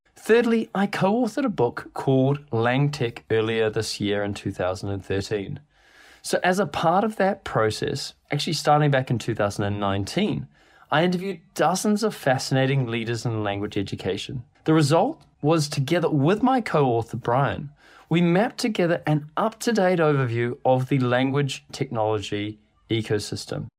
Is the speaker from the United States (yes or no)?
no; New Zealand; moved away as an adult; now in London, United Kingdom; I live in London, but you also probably can tell from my accent I'm not actually from here. I'm from New Zealand.